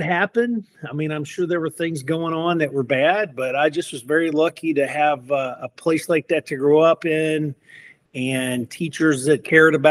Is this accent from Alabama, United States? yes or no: yes; Decatur, Alabama, United States; I grew up in Decatur, Alabama, in the 70s and 80s